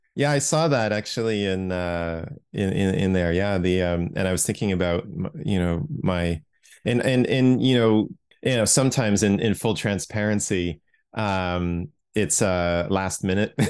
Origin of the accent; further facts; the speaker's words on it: Toronto, Ontario, Canada; I grew up in Toronto